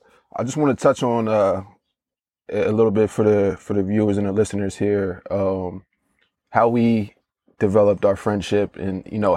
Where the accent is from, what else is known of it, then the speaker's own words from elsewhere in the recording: Conshohocken, Pennsylvania, United States; I grew up in Conshohocken, not too far from Dan. I grew up in a single parent household. My mom raised me, me and my sister.